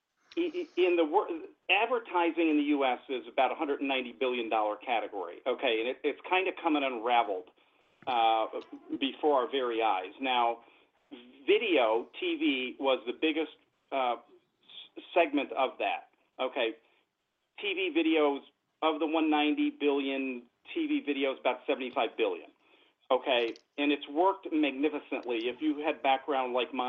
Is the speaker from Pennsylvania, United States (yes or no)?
yes; Scranton, Pennsylvania, United States; moved away as an adult; I'm originally from Pennsylvania. I was born in the coal regions, actually in the Scranton, Pennsylvania area